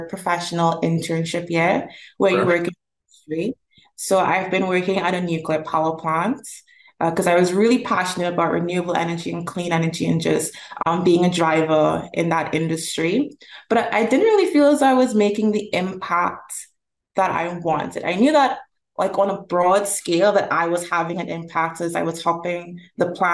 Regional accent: Trinidad & Tobago; now in Toronto, Canada; I'm originally from Trinidad and Tobago, which is in the Caribbean.

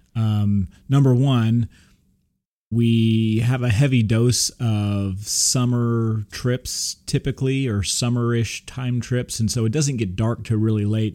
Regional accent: Texas, United States; I'm from Texas

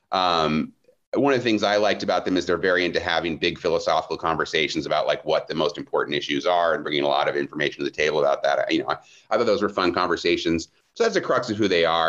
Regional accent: Midwest, United States; I grew up in the Protestant church, you know, very mellow Protestant church in the Midwest

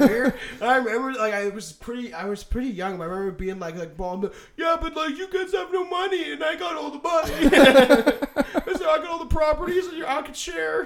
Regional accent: Canada; we're Canadian, so we always just had Skippy

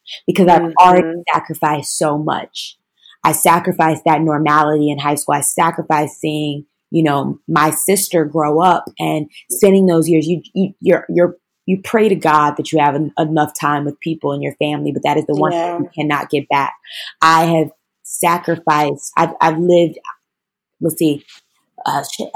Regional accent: Chicago, Illinois, United States; I'm from Chicago, Illinois

